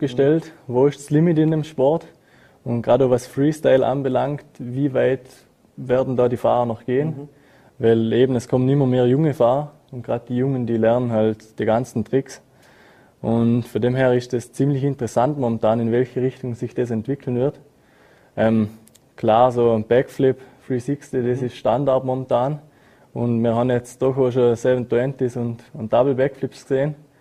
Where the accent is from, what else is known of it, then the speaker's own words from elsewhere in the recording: Montafon, Vorarlberg, Austria; ich bin in Frauberg, da im Montafon, geboren, aufgewachsen und sehe mich ja selber als Österreicher